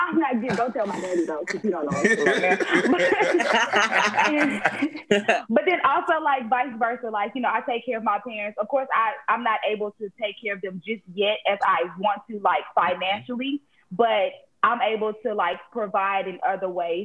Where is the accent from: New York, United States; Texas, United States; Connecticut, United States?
Texas, United States; Houston; moved away as an adult; now in Atlanta, United States; I'm born and raised in Houston